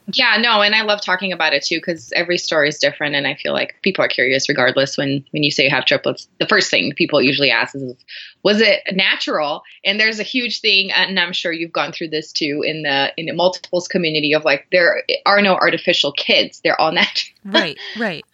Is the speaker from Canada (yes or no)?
no; Brazil; English is a second language; moved away as an adult; now in Denver, United States; I'm originally from Brazil. I was born there and raised there